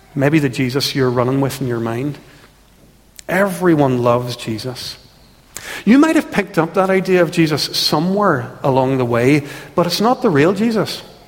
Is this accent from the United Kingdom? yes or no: yes; Ulster, Northern Ireland, United Kingdom; We and so many people who've grown up in Ulster